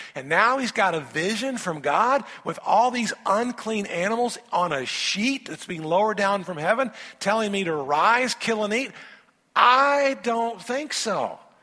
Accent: Indiana, United States; moved away as an adult; also born or lived in Louisville, Kentucky / Memphis, Tennessee; I, am a boy from Indiana, and it's kind of funny, even growing up in Indiana

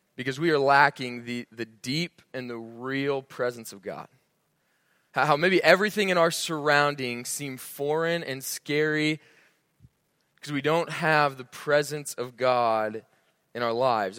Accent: Norfolk, Nebraska, United States; I grew up in Norfolk, Nebraska

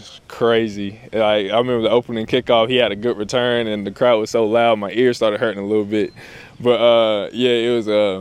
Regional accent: Clover, South Carolina, United States; moved away as an adult; also born or lived in Middle Tennessee State; now in Blacksburg, United States; I'm from Clover, South Carolina.

